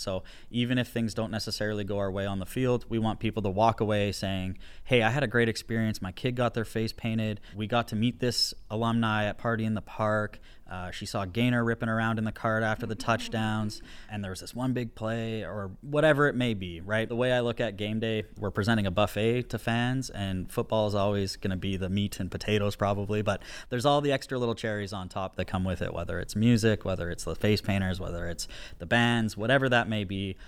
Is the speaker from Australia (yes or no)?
no; Alberta, Canada; also born or lived in Saskatoon, Saskatchewan; now in Regina, Canada; I was born in Saskatoon, but I grew up in Alberta